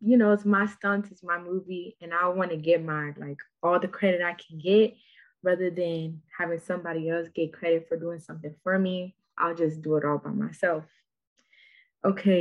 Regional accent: Minnesota, United States; from Minnesota

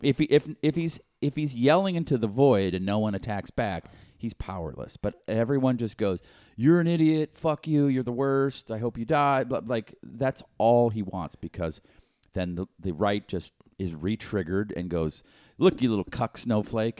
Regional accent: Western Pennsylvania, United States; accent: Western Pennsylvania / Pittsburgh; my Pennsylvania accent.

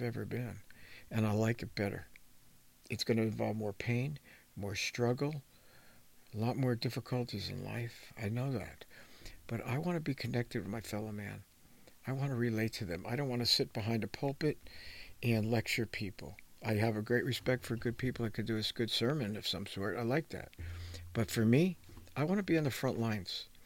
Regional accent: New Jersey, United States; People that I grew up with in New Jersey

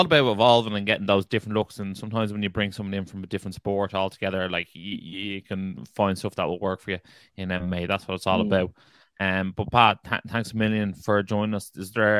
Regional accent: Ireland

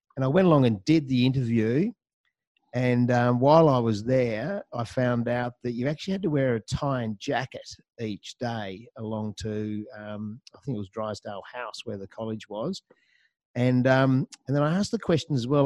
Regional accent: Hobart, Tasmania, Australia; moved away; also born or lived in Melbourne; I'm actually a Taswegian, so I grew up down there in the Apple Isle. Uh, spent a good uh, 16 years down there, did all my schooling

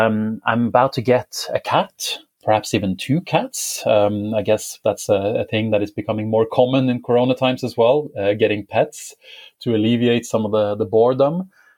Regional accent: Bodø, Nordland, Norway; moved away as an adult; also born or lived in London; I am 33 years old at the moment, and I'm from the north of Norway. So I'm from Bodø.

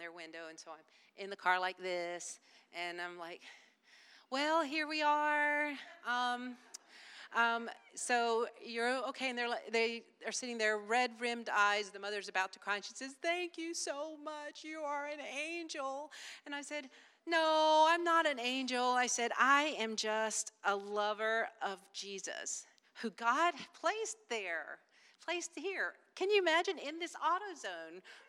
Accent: Wilmington, United States; I'm from Wilmington

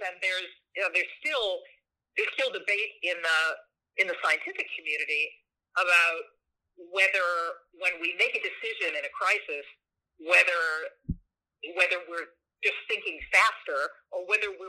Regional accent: St. Louis, Missouri, United States; moved away; my hometown of St. Louis

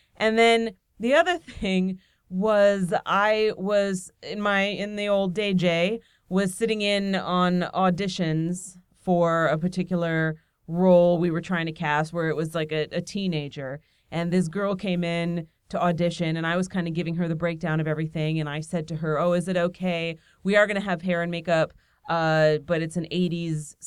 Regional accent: Nazareth, Pennsylvania, United States; moved away; I visited my hometown, Nazareth, Pennsylvania

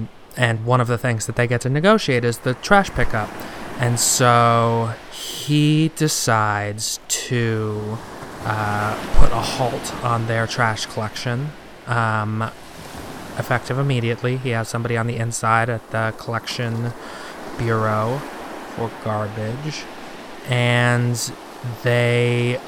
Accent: Chicago, Illinois, United States; So this story is from my hometown, actually. It's a regional story from, you know, the little area where I grew up. Just like a little local tale from Chicago, Illinois.

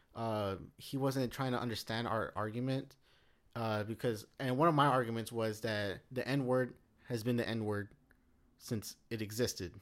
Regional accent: United States; my right as an American

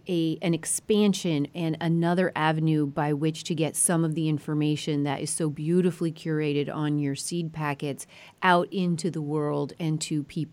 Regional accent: Colorado, United States; moved away; Colorado is my home state.

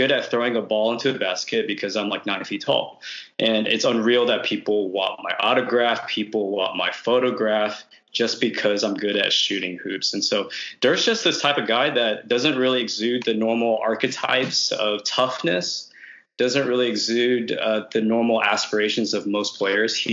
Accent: Dallas, Texas, United States; moved away as an adult; also born or lived in Austin, Texas; now in Seattle, United States; I'm born and raised in Dallas, Texas. Went to school at UT Austin. I uh, graduated class of 2011.

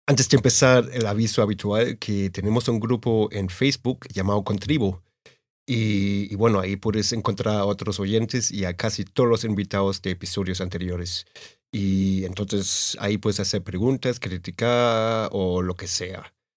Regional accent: Germany; now in Madrid, Spain; Yo soy alemán, bueno, alemañol, como digo yo

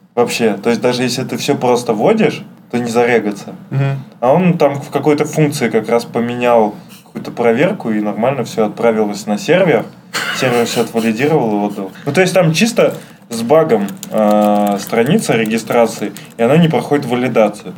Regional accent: Saint Petersburg, Russia; я из Питера, у нас парадная

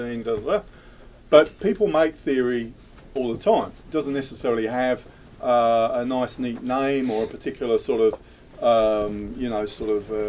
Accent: United Kingdom; moved away as an adult; from being a teenager growing up in Thatcher's Britain in the UK

